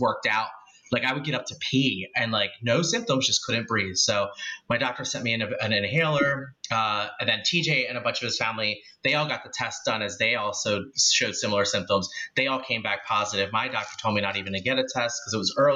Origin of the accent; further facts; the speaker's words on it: Philadelphia, Pennsylvania, United States; a boy raised in Philly, originally the Northeast